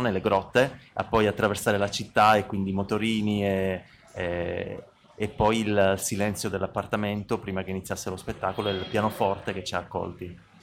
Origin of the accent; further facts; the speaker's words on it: Bologna, Emilia-Romagna, Italy; Noi veniamo da Bologna